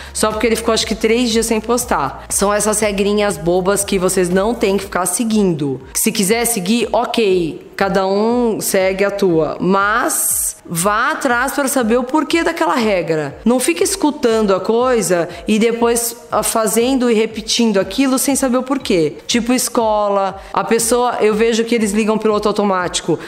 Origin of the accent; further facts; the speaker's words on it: Brazil; Ainda bem que eu nasci no Brasil